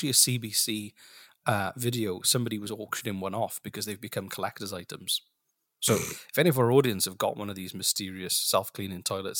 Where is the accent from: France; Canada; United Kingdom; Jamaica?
United Kingdom; Wales; I'm from Wales.